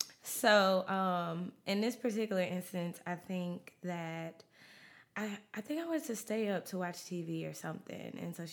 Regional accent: Mount Vernon, New York, United States; born there; Originally I was born in Mount Vernon, New York.

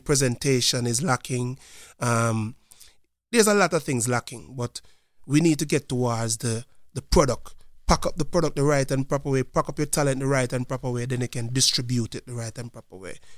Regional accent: Montego Bay, Saint James, Jamaica; moved away as an adult; now in Lancaster, United States; I'm from a place called Montego Bay, Jamaica

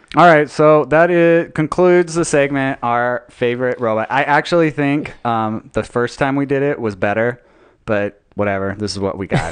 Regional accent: Utah, United States; I was born and raised in Utah, so not a lot of surfing in Utah.

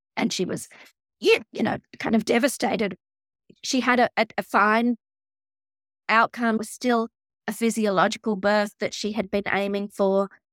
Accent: Australia; I'm Australian.

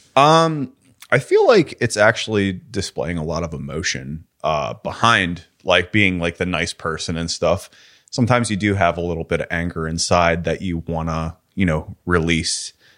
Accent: Pittsburgh, Pennsylvania, United States; you were a kid, like, in Pittsburgh.

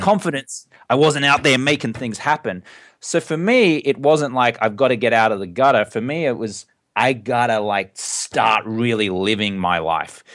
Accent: Australia; moved away; I grew up in Australia and drinking is very much part of the culture there.

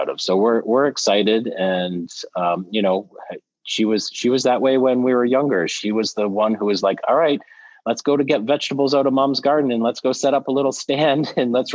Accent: Canada; now in United States; being Canadian a little bit. And I see that from living in the US for as long as I have

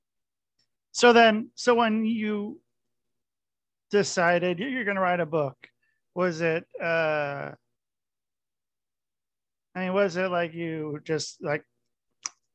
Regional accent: Portland, Oregon, United States; also born or lived in Minnesota; now in Connecticut, United States; I grew up in Portland, Oregon

